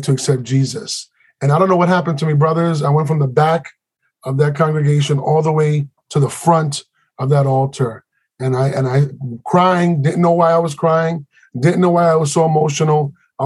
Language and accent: English; New York City, New York, United States; we grew up in Spanish Harlem.